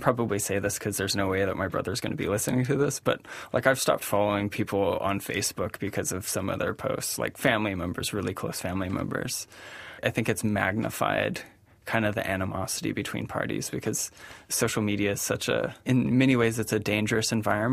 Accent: California, United States; also born or lived in south of Yosemite / Bakersfield; I grew up in the very, very Republican part of California

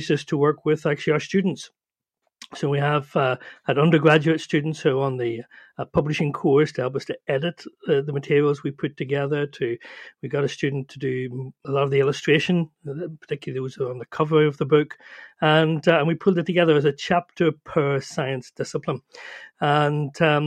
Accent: Northern Ireland, United Kingdom; as you can probably hear, I'm from Ireland, from Northern Ireland

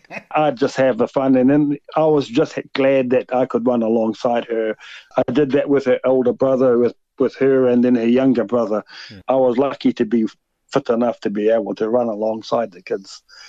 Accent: Kaikohe, Northland, New Zealand; we're from Kaikohe. My wife and I are both from Kaikohe

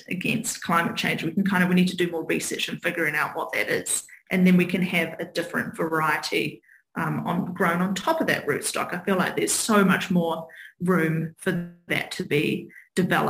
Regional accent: Hawke's Bay, New Zealand; now in Auckland, New Zealand; growing up in Hawke's Bay really made set the scene

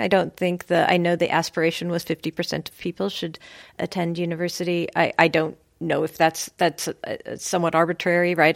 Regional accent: United States; moved away as an adult; now in Cambridge, United Kingdom; being an American, being from the American system

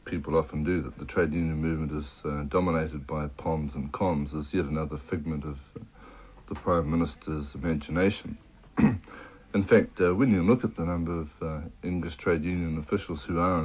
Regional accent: Hastings, Hawke's Bay, New Zealand; I was brought up in Hastings, but all my family were freezing workers

